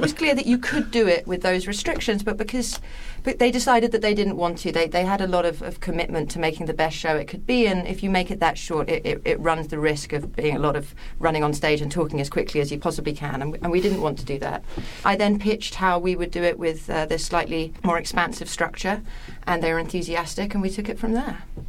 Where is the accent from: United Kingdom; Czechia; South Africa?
United Kingdom; England; I'm English